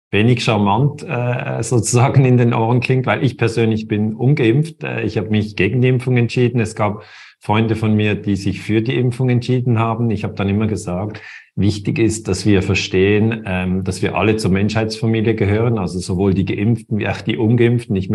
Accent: Switzerland; born there; ich bin in der Schweiz geboren und bin hier in der Nähe von Basel.

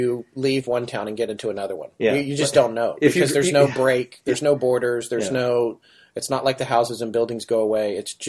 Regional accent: United States; also born or lived in California / Denver, Colorado / Raleigh, North Carolina; I was born in California, but I grew up and I lived in Denver, Colorado, and then eventually North Carolina.

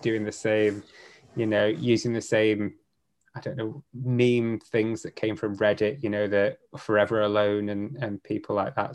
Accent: Penwortham, North West England, United Kingdom; I grew up in Preston. I grew up in a little town just outside Preston called Penwitham.

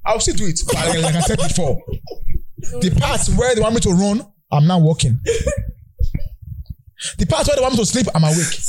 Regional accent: Nigeria; I am a Nigerian man.

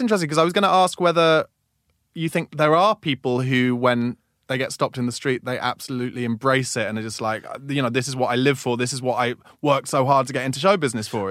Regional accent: Woking, South East England, United Kingdom; moved away; I came from Woking, which is provincial town

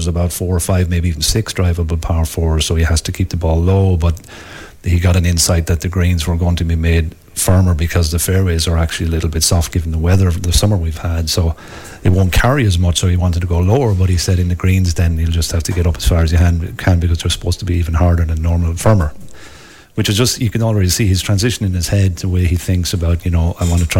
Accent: Wexford, Leinster, Ireland; accent: Wexford; also born or lived in Switzerland; Yeah, you're not getting my Wexford accent, so no.

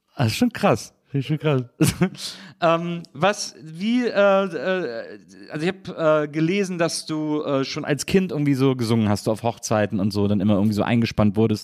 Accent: Wesseling, North Rhine-Westphalia, Germany; moved away; ich komme ja aus Wesseling, ich bin in Wesseling aufgewachsen

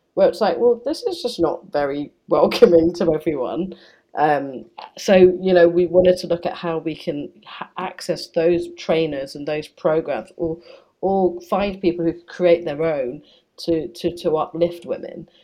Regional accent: United Kingdom; I, I'm very British

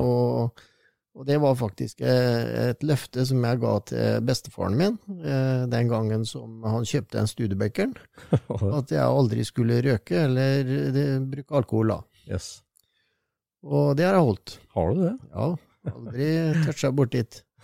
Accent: Sarpsborg, Østfold, Norway; Jeg er jo født og oppvokst i Sarpsborg

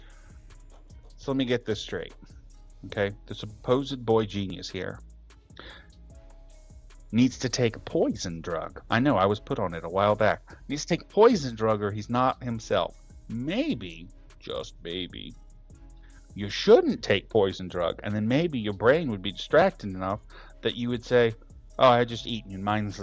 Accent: United States; as an American

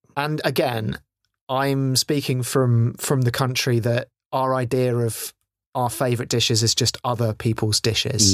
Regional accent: England, United Kingdom; I'm speaking as an English person

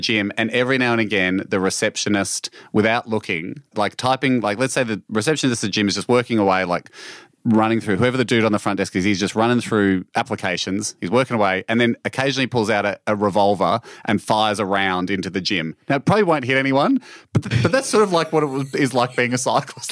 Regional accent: Australia; my home country

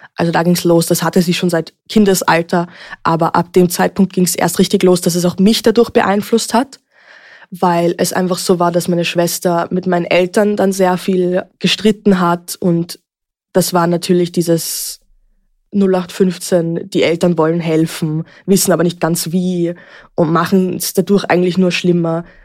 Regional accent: Vienna, Austria; Ich bin geboren und aufgewachsen in Wien.

